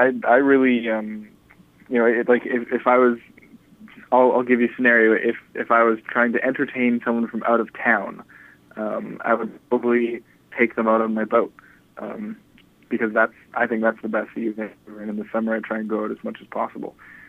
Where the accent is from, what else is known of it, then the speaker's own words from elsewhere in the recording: Vancouver, British Columbia, Canada; Most people I know are born and raised in Vancouver. That could be because I kind of have the same friends now that I had in high school.